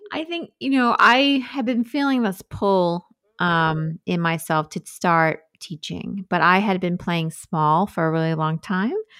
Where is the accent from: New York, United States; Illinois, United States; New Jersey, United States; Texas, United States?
New York, United States; Sag Harbor; moved away as an adult; now in Brooklyn, United States; I grew up in Sag Harbor